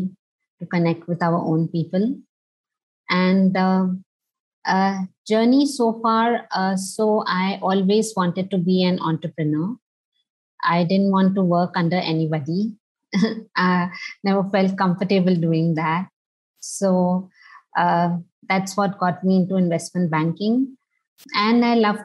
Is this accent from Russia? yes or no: no; Delhi, India; moved away as an adult; also born or lived in Mumbai / Singapore / Jakarta; I was born and brought up in Delhi, in India.